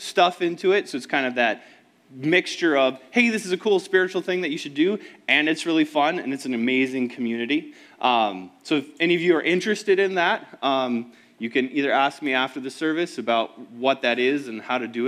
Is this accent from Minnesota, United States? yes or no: yes; Woodbury, Minnesota, United States; also born or lived in Lakeland, Minnesota; I grew up in Woodbury